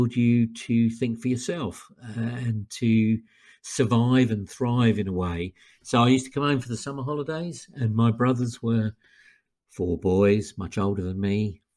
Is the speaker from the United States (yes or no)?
no; Surrey, South East England, United Kingdom; now in Wolverhampton, United Kingdom; I'm originally from Surrey, although I now live in Wolverhampton.